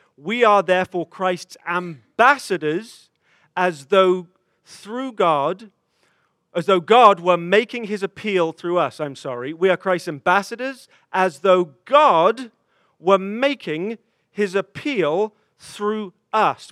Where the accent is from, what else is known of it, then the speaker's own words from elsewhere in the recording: England, United Kingdom; moved away; a 14 year old boy um, in growing up in England